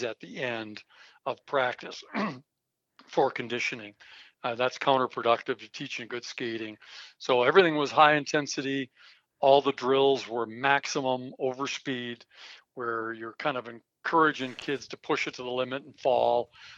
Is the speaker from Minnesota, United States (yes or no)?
yes; Minnesota, United States; moved away as an adult; now in Colorado, United States; I was from Minnesota